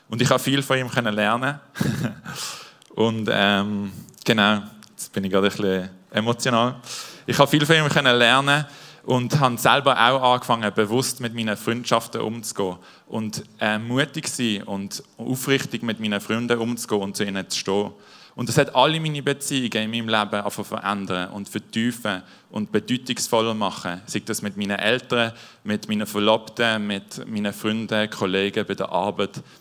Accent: Basel-Landschaft, Switzerland; Und zwar, ich bin in Baseland aufgewachsen, in einem Dorf.

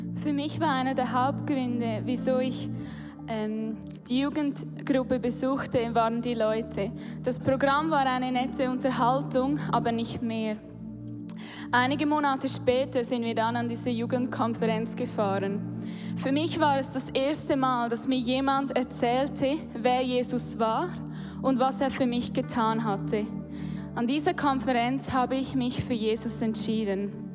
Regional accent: Hochdorf, Lucerne, Switzerland; Hochdorf aufgewachsen, das ist in der Nähe von Luzern

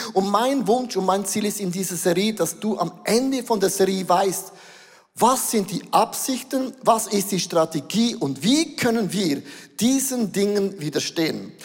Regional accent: Switzerland; Wir sind Schweizer

